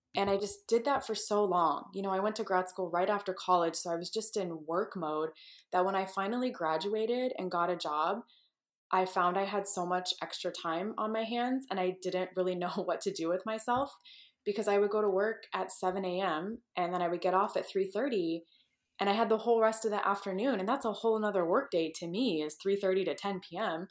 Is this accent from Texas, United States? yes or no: yes; Texas, United States; moved away as an adult; also born or lived in California / Midwest; I grew up in Texas, born and raised